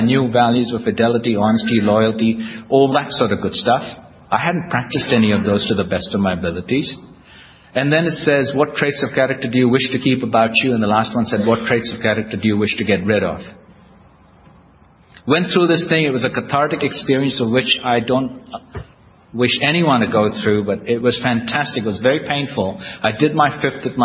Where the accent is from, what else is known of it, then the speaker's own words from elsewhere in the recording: India; now in United States; I'm Indian, American, I'm a citizen of the United States.